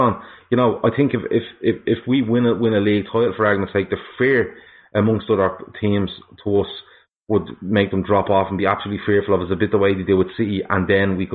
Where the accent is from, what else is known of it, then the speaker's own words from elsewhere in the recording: Dublin, Leinster, Ireland; now in Meath, Ireland; I am from Dublin. I'm living in Mead too. But I am originally from Dublin